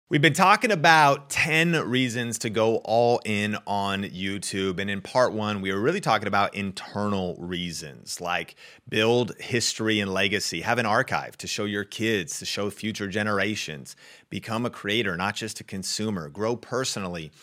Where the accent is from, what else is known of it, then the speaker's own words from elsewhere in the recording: Arlington, Washington, United States; I grew up in Arlington, Washington